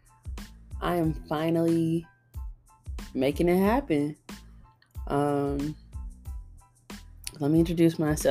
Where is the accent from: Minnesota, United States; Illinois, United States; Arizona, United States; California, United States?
California, United States; Long Beach; also born or lived in Nevada; now in Texas, United States; I'm from California. I grew up in both California and Nevada. I'm from Long Beach, California, to be exact.